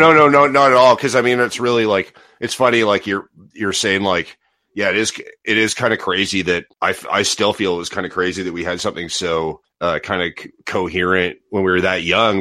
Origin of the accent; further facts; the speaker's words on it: Toronto, Ontario, Canada; moved away as an adult; also born or lived in Halifax, Nova Scotia; growing up in Ontario